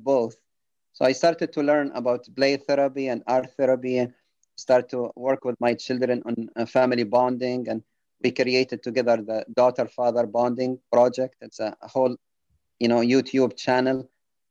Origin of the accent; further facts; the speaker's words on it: Benghazi, Cyrenaica, Libya; moved away as an adult; also born or lived in United Kingdom; now in United States; I was working as an emergency room physician in Benghazi, Libya, my hometown.